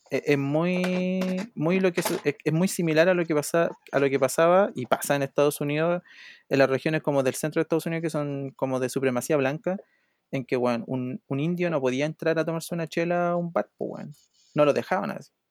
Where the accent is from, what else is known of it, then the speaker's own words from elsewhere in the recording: Chile; cuando el Chupete Soso mete gol, ahí me siento chileno